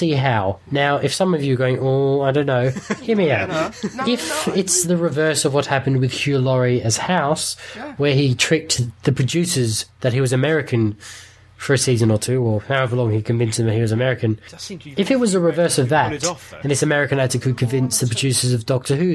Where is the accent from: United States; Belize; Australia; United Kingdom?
Australia; I'm saying this as an Aussie